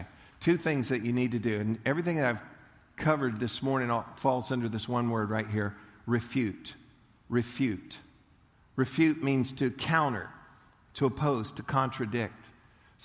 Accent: Leesburg, Florida, United States; I grew up in Leesburg, and we went to the county fair in Eustis

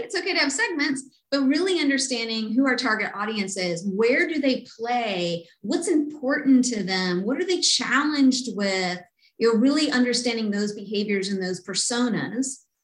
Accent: Kentucky, United States; I grew up in Kentucky

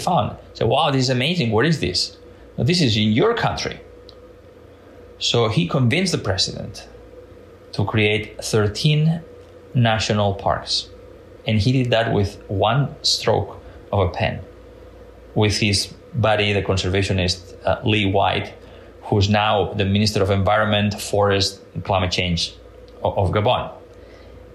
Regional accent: Catalonia, Spain; now in Washington, D.C., United States; I was born and raised in Catalonia in Spain

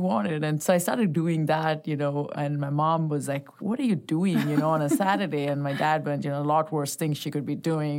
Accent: Bangalore, Karnataka, India; also born or lived in Chennai; I was born and raised in India, so I grew up as, uh, born in Bangalore, spent the first ten years of my life there and then, uh, moved to a place called Chennai.

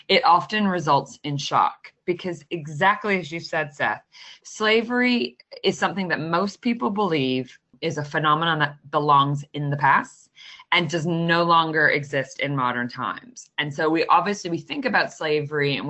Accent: Canada; I'm a Canadian

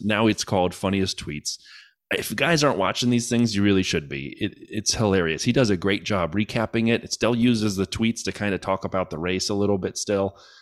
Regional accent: United States; I'm American

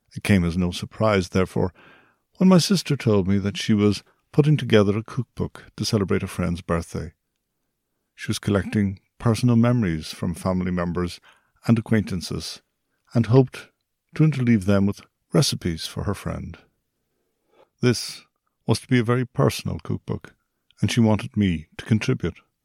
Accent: Ireland

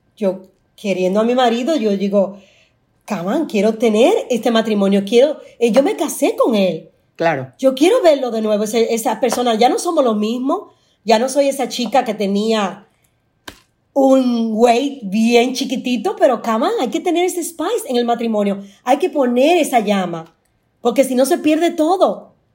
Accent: Dominican Republic; Yo soy dominicana

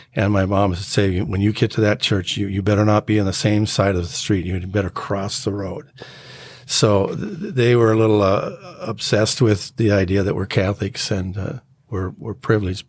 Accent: North Saint Paul, Minnesota, United States; also born or lived in Spokane, Washington; I grew up in Spokane, Washington, up until about fourth grade, then from fourth grade to the rest of my life, I've been here in Minnesota

